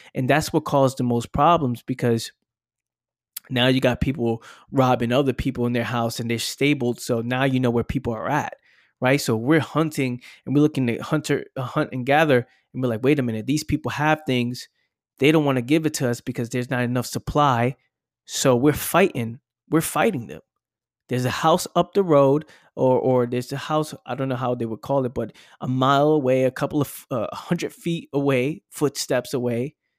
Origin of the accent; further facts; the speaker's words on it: New York City, New York, United States; living in the Bronx, growing up in the Bronx